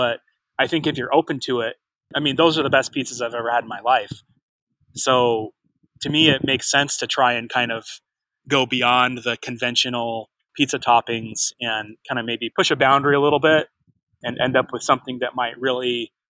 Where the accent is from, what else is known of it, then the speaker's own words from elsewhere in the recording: Utah, United States; now in Mesa, United States; because I have so much family in Utah and I was born in Utah.